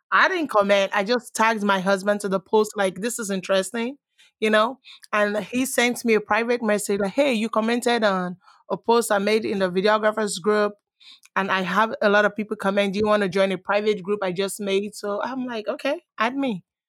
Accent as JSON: {"language": "English", "country": "Nigeria", "tie": "born or raised there", "moved": "as an adult", "lives_now": "United States", "said": "I was born in Nigeria. I was raised partially, let's say I was raised in Nigeria."}